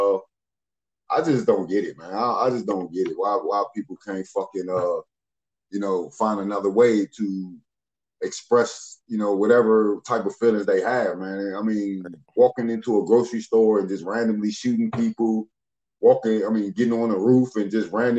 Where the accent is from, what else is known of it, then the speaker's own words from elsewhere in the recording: Seat Pleasant, Maryland, United States; now in Ohio, United States; In Ohio, where I am, I'm so used to where I grew up at in the Maryland, D.C. area, man. Sea Pleasant, Peppermill Village area.